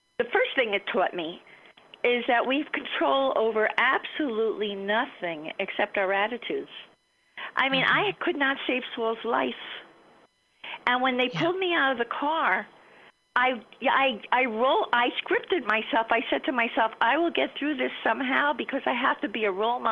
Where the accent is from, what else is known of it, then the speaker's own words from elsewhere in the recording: Miami, Florida, United States; I grew up in Miami.